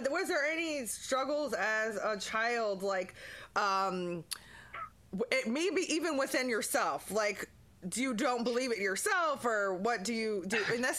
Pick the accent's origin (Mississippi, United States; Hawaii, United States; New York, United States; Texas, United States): Hawaii, United States; Honolulu; born there; Yeah. I was born in Honolulu.